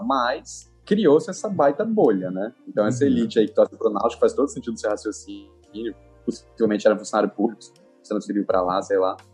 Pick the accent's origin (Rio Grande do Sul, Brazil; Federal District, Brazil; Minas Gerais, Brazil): Federal District, Brazil; Brasília; also born or lived in São Paulo / Pará / Lima, Peru / Salvador; now in Rio de Janeiro, Brazil; Tenho 32 anos, nasci em Brasília